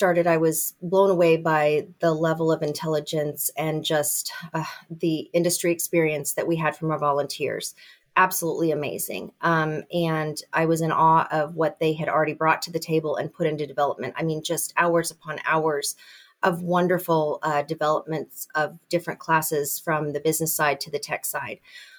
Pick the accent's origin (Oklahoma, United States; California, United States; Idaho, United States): California, United States; now in Indiana, United States; I came from California and then ended up in Indiana, and I taught at IU as an adjunct for a long time.